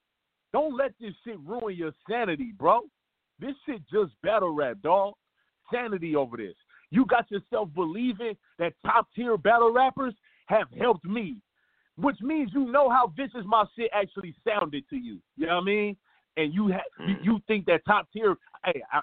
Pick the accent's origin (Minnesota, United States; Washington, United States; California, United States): California, United States; Los Angeles; I'm actually from South Central